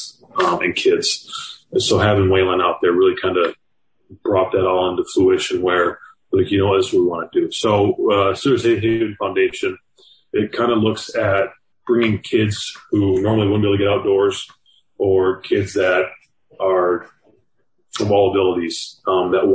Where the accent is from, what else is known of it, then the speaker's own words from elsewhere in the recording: Michigan, United States; moved away as an adult; now in Miami, United States; I'm from Michigan